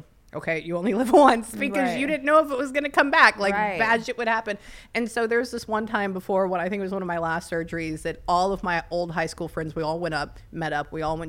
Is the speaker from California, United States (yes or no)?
yes; Pasadena, California, United States; technically I'm like half Mexican, right? Because I grew up in Pasadena.